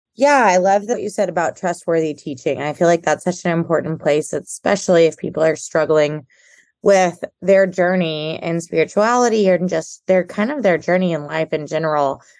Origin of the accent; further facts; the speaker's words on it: Houston, Texas, United States; I'm from Houston. I'm from a big city